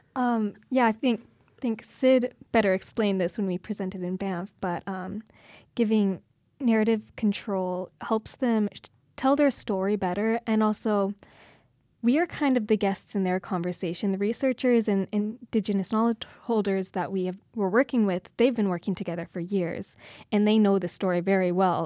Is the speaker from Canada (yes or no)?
yes; Kindersley, Saskatchewan, Canada; now in Calgary, Canada; I'm from originally a little small town outside of Kindersley, Saskatchewan. I grew up on a farm.